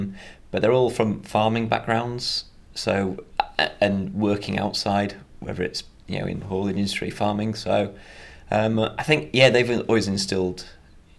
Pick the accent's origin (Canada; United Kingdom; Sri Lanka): United Kingdom; Darley, Yorkshire and the Humber; I'm from Yorkshire, which is in North England. Just a really small village called Darley. Nearest town's a place called Harrogate